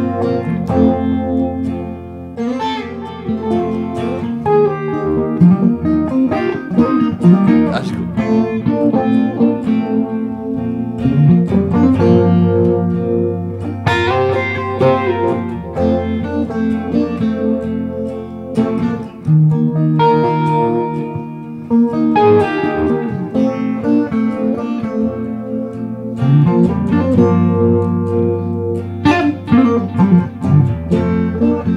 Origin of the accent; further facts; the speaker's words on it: Washington, District of Columbia, United States; In DC, in my hometown